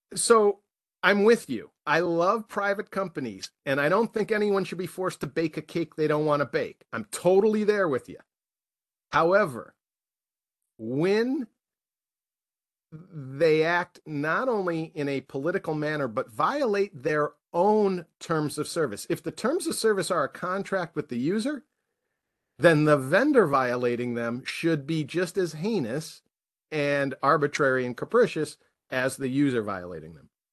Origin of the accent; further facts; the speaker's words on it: United States; as an American citizen